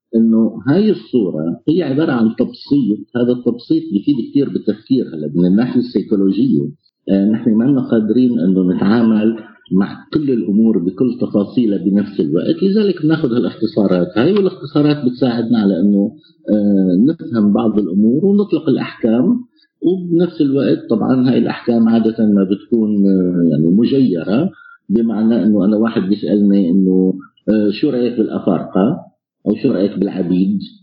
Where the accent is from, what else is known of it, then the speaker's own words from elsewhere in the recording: Homs, Homs Governorate, Syria; now in Poland; انا حمصي سوري آه، عايش في بولندا